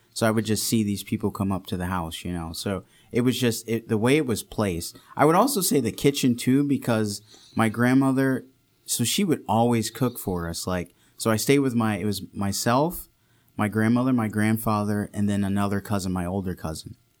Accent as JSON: {"language": "English", "town": "Redford", "region": "Michigan", "country": "United States", "tie": "born or raised there", "also_born_or_lived": "Saint Louis, Missouri", "said": "I grew up here in Detroit, uh, mainly Redford, Michigan is where I grew up on the west side"}